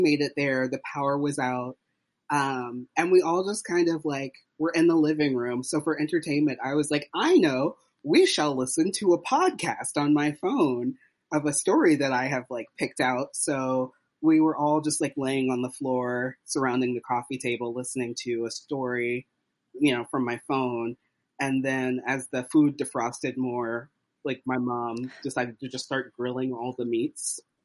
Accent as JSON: {"language": "English", "region": "Southern United States", "country": "United States", "tie": "born or raised there", "also_born_or_lived": "Tennessee / Texas", "moved": "yes", "lives_now": "Brooklyn, United States", "said": "I say south of the Mason-Dixon line. I grew up in Tennessee and Texas, um, but I live in Brooklyn now"}